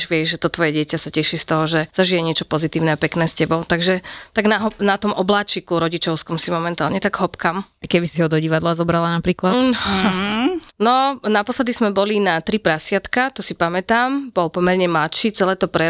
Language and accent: Slovak; Spišská Nová Ves, Košice Region, Slovakia; Áno, novovešťanka.